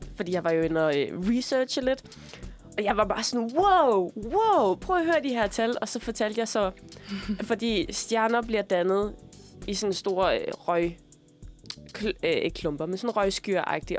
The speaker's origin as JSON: {"language": "Danish", "country": "Denmark", "tie": "born or raised there", "moved": "yes", "said": "da jeg boede hjemme i Sønderland"}